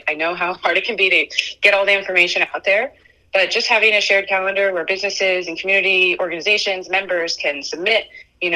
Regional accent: Florida, United States; also born or lived in Brooklyn, New York; I've born and raised in Florida, but I did live for a few years in Brooklyn when I was a kid, from the time of like 2 to 5 years old

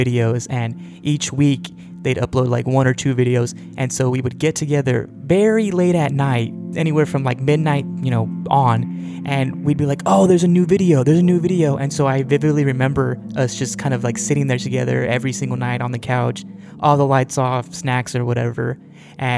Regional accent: Central Valley of California, United States; We grew up in the Central Valley of California

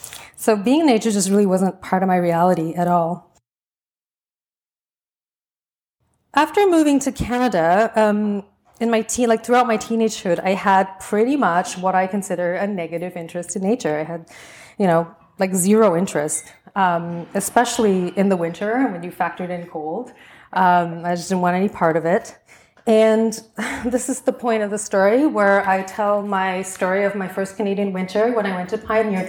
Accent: Singapore; growing up in Singapore

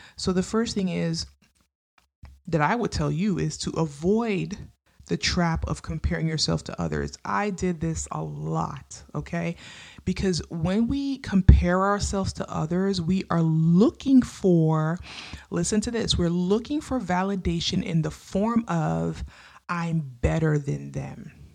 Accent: New York, United States; I lived in New York. I grew up in New York

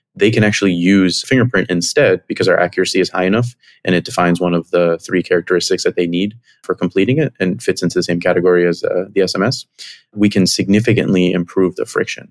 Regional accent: Miami, Florida, United States; moved away as an adult; also born or lived in Chicago; I grew up in Miami, came to Chicago for college

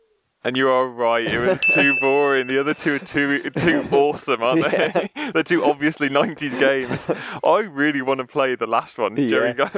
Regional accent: Canada; That's why I'm Canadian, eh?

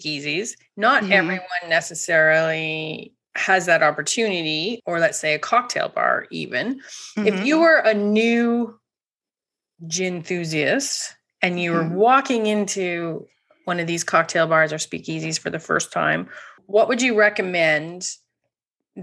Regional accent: Canada; as a Canadian

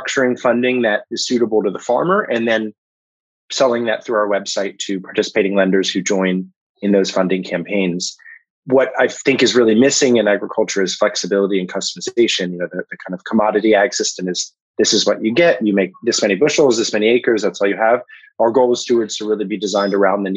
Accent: Washington, District of Columbia, United States; I grew up in Washington, D.C.

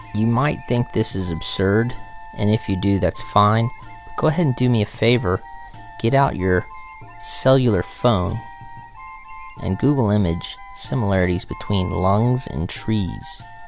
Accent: Georgia, United States; I am from Georgia, and everybody else in my family is from Georgia for like 250 years, maybe longer

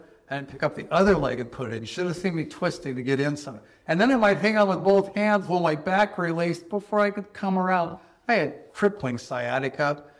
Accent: Southern California, United States; growing up in Southern California

